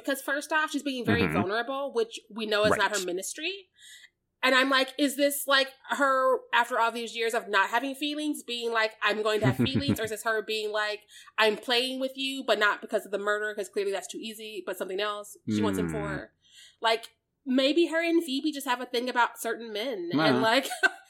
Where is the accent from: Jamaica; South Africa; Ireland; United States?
United States; Missouri; I'm from Missouri.